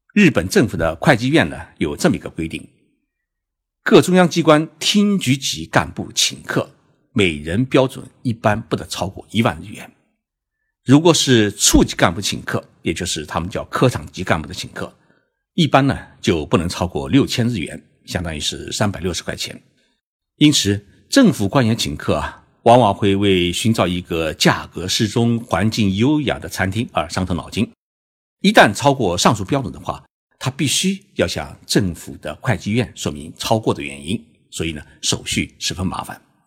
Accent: China; 我们中国人在送礼时啊

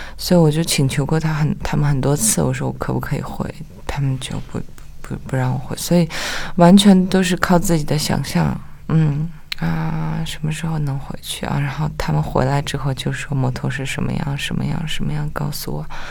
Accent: Nyingchi, Tibet, China; Chinese is a second language; moved away as an adult; also born or lived in Beijing; 我是在灵芝出生跟成长

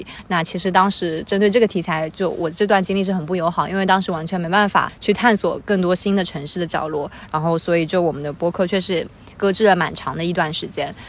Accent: Hangzhou, Zhejiang, China; moved away as an adult; also born or lived in United Kingdom; now in Shanghai, China; 因为小时候一直到十八岁，我都是在杭州成长，然后后面上大学去了上海，也去了英国上学，包括现在又在上海工作，

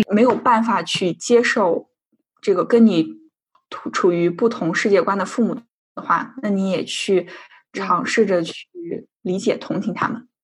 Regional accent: China; now in Sweden; 我们俩作为一个中国人

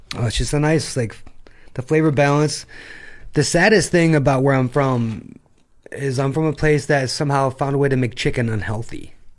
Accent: Attica, New York, United States; now in Shanghai, China; there's more cows than people where I'm from.

